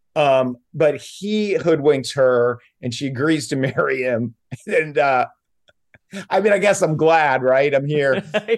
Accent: South Stratford, Vermont, United States; also born or lived in Virgin Islands; now in Sherman Oaks, United States; we are both from South Stratford, Vermont

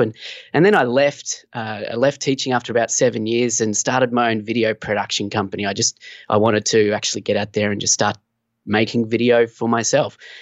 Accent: Australia; also born or lived in Sunshine Coast, Queensland; I'm from Australia. So, yeah, down here on the Sunshine Coast, beautiful in Queensland, Australia

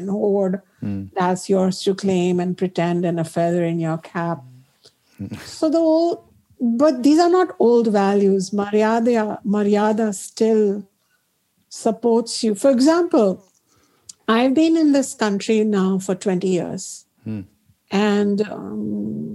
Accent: Ayodhya, Uttar Pradesh, India; moved away; growing up in Ayodhya, our deity is Rama, Sita, Lakshmana, Hanumana, because we have grown up in Ram Lala's home in Ayodhya

